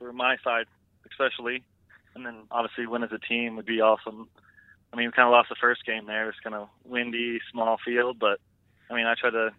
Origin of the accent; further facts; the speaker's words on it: Canada; me and my roommate, we're both from Canada